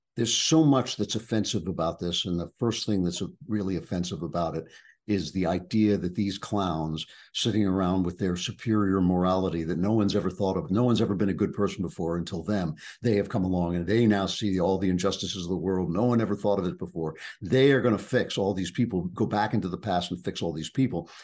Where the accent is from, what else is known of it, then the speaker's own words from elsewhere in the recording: East Coast, United States; I grew up on the East Coast